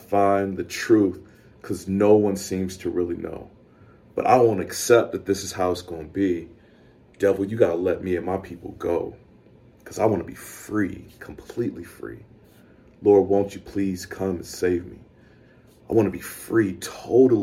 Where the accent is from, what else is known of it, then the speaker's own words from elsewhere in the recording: the South, United States; being a black dude growing up in the South